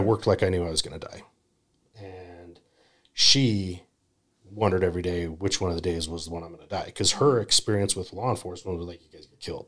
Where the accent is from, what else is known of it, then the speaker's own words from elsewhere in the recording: Utah, United States; I grew up in Utah